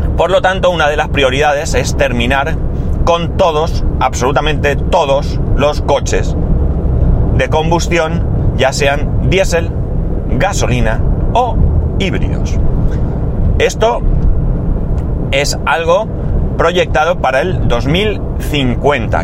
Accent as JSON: {"language": "Spanish", "town": "Alicante", "region": "Valencian Community", "country": "Spain", "tie": "born or raised there", "said": "yo recuerdo de pequeño que en Alicante estaba el tranvía, el tranvía recorría toda la ciudad"}